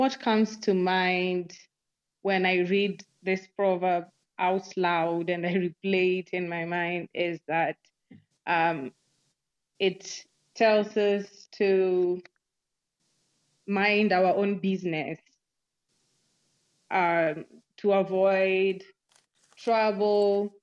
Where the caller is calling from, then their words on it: Nairobi, Kenya; This is …. I'm speaking from Nairobi, Kenya.